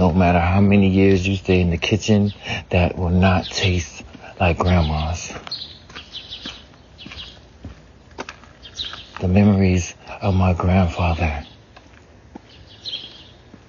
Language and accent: English; the South, United States; I grew up in the South, so we had hog maw